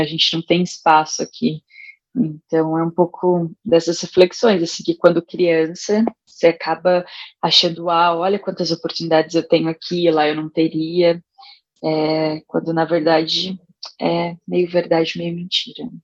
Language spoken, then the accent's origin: Portuguese; São Paulo, Brazil; also born or lived in Rio Grande do Norte; nasci no Rio Grande do Norte, fui criada no Itaim Paulista